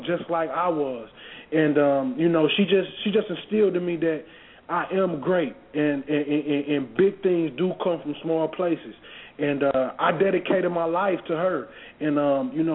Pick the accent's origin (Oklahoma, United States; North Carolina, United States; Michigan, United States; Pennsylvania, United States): Michigan, United States; Pontiac; doing all the things that I grew up seeing in Pontiac, Michigan.